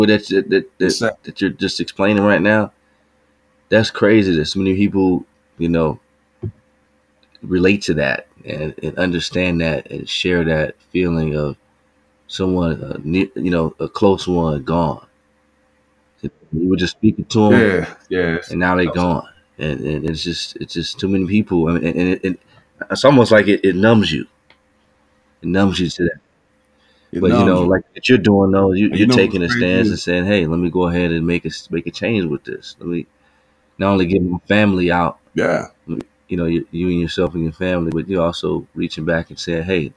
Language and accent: English; Chicago, Illinois, United States; moved away as an adult; when we grew up in Chicago and we were in high school